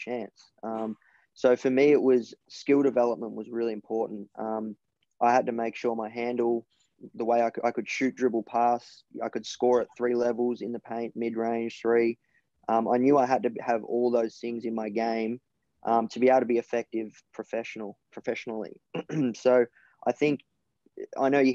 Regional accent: Melbourne, Victoria, Australia; born or raised there

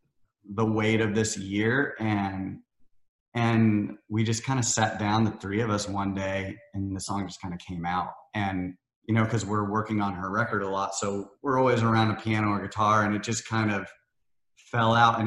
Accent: Iowa and Missouri, Midwest, United States; moved away as an adult; now in Nashville, United States; I grew up in Iowa and Missouri, the Midwest

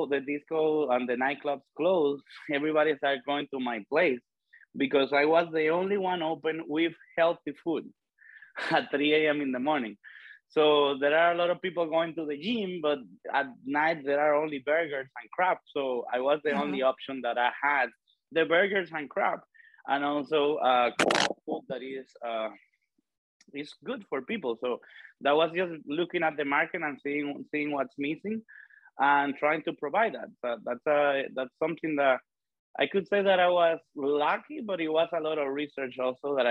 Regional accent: Dominican Republic; I was born and raised in the Dominican Republic

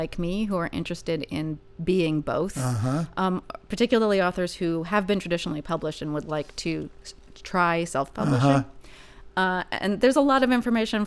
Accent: Northern California, United States; I am from Northern California

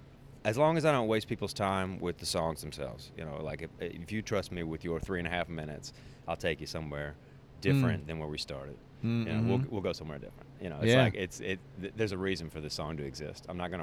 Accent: the South, United States; it's so in me as a Southerner, I extend politeness to fucking asshats that I shouldn't

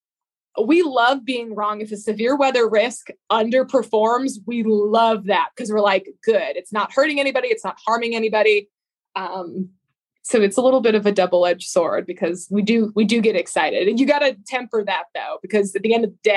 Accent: New England, United States; I grew up in New England

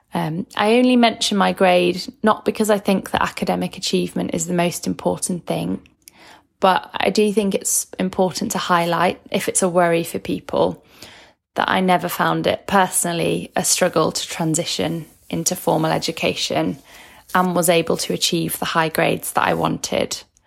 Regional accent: Manchester, North West England, United Kingdom; I'm from Manchester in the U K.

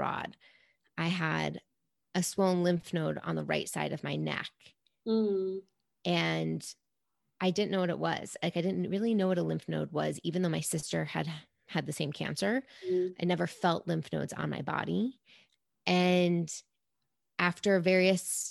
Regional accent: New York City, New York, United States; I grew up in New York City, born and raised

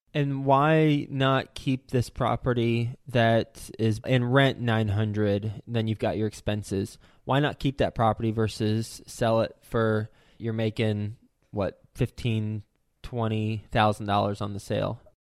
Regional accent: Flint, Michigan, United States; I was born in Flint.

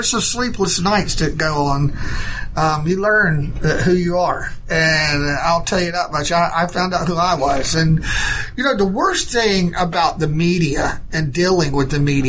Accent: United States; I said, first of all, I'm an American.

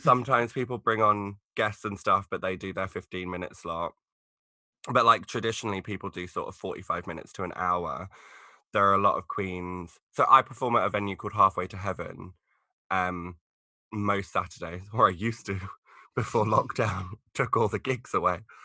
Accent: Essex, East of England, United Kingdom; I'm actually from Essex

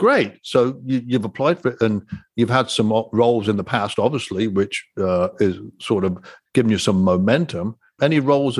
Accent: United Kingdom; I'm a Brit, by the way, as you can tell.

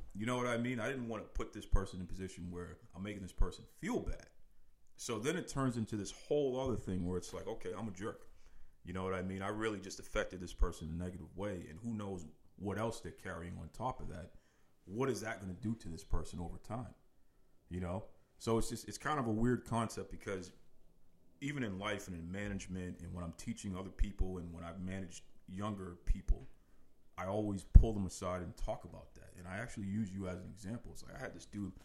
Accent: Boston, Massachusetts, United States; Born and raised in uh, Boston, Massachusetts, specifically uh, the Fuller Street area of Dorchester, and uh, also a Mattapan

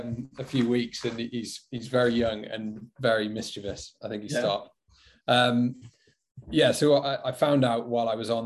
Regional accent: Wales, United Kingdom; moved away as an adult; also born or lived in London; I'm a 31-year-old Welshman, born and raised in Wales, spent a bit of an exile in London.

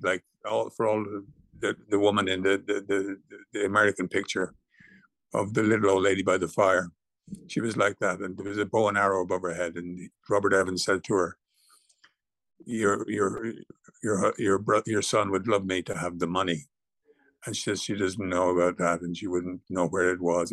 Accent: Dublin, Leinster, Ireland; We used to play cowboys and Indians on the street in Drimna in Dublin.

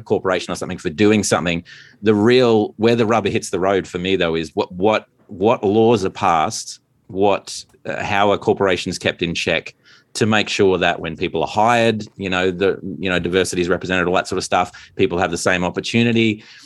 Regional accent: Australia; as an Australian

